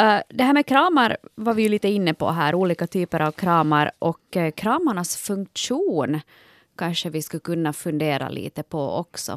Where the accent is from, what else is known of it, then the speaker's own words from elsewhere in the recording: Ostrobothnia, Finland; Jag är ju från Österbotten